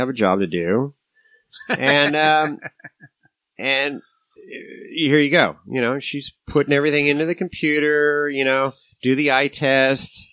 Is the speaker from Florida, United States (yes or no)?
no; San Jose, California, United States; I am a U.S. citizen born and raised in San Jose, California.